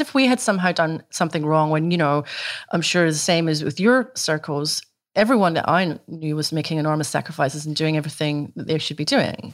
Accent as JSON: {"language": "English", "region": "Scotland", "country": "United Kingdom", "tie": "born or raised there", "moved": "as an adult", "lives_now": "Australia", "said": "I grew up in Scotland, you know, in a country where teetotalism is a crime punishable by death"}